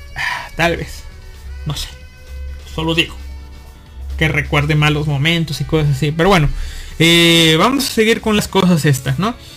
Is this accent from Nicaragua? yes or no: no; Mexico; yo, como mexicano